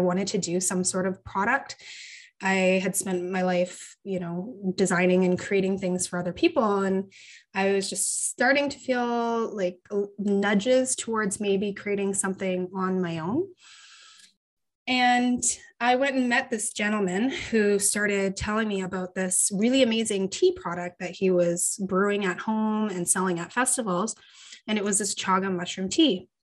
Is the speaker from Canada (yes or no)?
yes; Canada; born or raised there